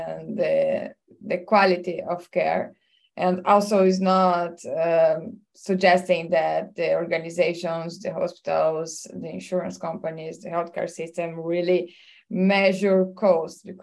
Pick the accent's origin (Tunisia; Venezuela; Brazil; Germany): Brazil; I'm from Brazil